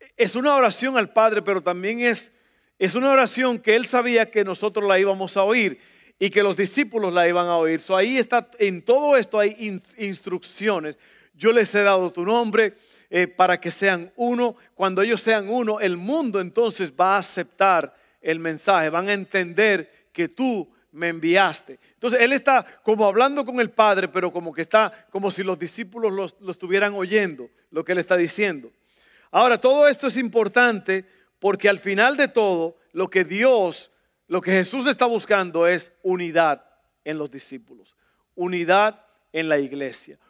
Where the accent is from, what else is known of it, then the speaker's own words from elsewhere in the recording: El Salvador; moved away; Yo soy del Salvador